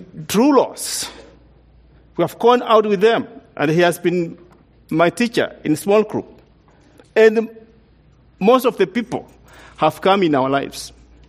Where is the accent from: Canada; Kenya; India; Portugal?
Kenya; moved away as an adult; now in United States; we came from Kenya, we came from a very different culture compared to the culture we came